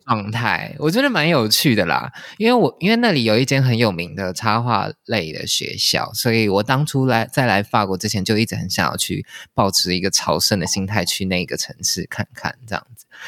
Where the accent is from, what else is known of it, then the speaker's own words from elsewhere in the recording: Taipei, Taiwan; moved away as an adult; now in Paris, France; 我从小就是在台北长大